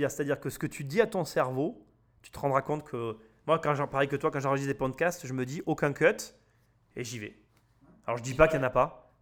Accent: Avignon, Provence-Alpes-Côte d'Azur, France; je suis né à Avignon

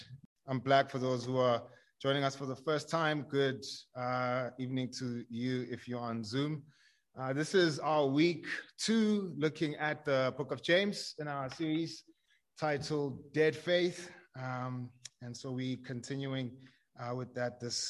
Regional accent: Tembisa, Gauteng, South Africa; I grew up in Tembisa. It's a township just across the highway.

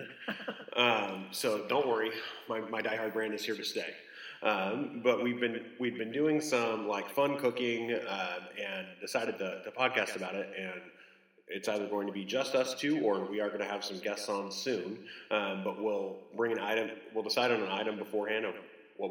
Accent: California, United States; now in Dallas, United States; I'm a Californian

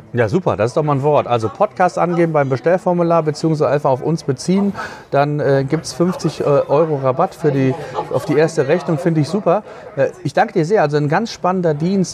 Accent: Germany; bei uns in Deutschland

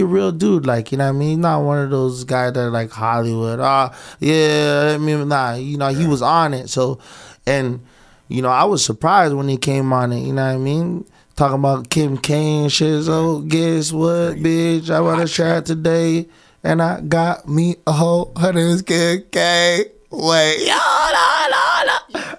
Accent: Toronto, Ontario, Canada; also born or lived in Scarborough, Toronto; I'm from the West End, but my mom water broke in Galloway

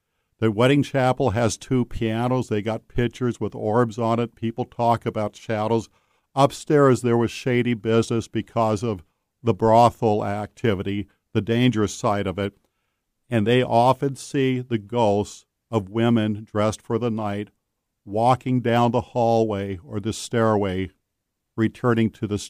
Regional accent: Seattle, Washington, United States; I grew up in South Seattle, Beacon Hill, and it was kind of a Leave It to Beaver 1950 neighbors.

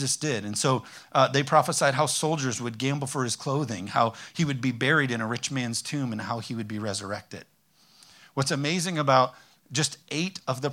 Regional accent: Hudsonville, Michigan, United States; also born or lived in North Carolina; I'm from Hudsonville, Zeeland area

